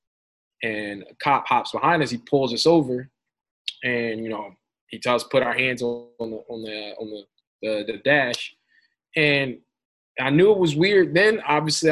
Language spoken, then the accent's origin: English; Philadelphia, Pennsylvania, United States; I'm from North Philly